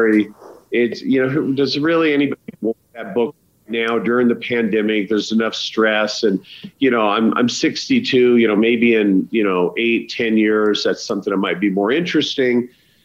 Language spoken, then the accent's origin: English; Idaho, United States; also born or lived in Los Angeles; now in Wyoming, United States; I'm literally 2 hours from where I grew up in Idaho